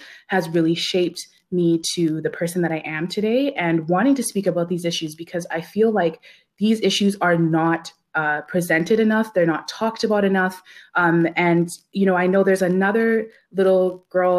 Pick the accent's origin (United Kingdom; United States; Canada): Canada; Ladner, British Columbia; I grew up in a small town on the Lower Mainland called Ladner. It's located in South Delta